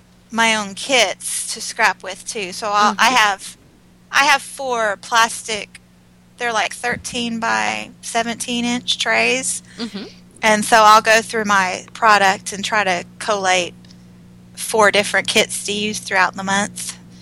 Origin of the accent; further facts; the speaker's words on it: Florida, United States; moved away; because I'm from Florida originally.